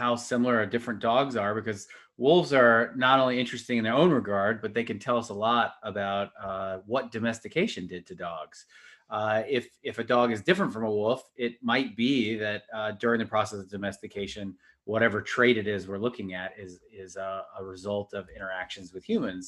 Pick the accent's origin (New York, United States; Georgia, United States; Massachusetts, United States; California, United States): Georgia, United States; Atlanta; I grew up in Atlanta